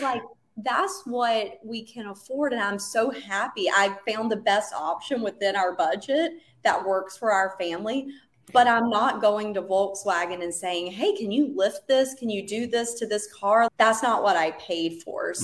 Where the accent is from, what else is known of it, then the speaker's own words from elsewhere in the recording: North Carolina, United States; moved away as an adult; now in San Diego, United States; we're originally from North Carolina, and hence the accent